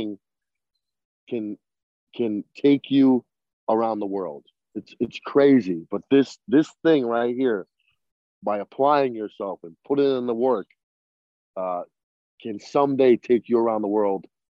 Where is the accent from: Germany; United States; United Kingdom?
United States; Boston, Massachusetts; I grew up in Boston